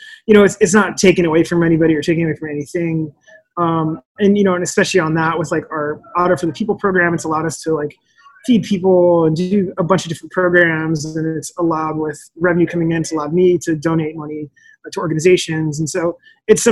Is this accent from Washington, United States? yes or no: yes; Olympia, Washington, United States; I grew up in Olympia, which is like super white